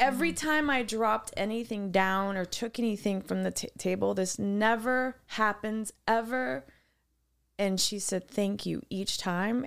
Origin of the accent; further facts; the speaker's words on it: Wisconsin, United States; I'm from Wisconsin.